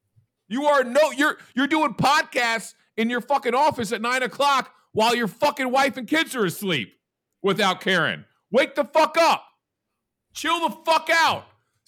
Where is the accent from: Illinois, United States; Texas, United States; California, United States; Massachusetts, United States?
Illinois, United States; Chicago; And I'm from Chicago and I cover college football for CBS Sports.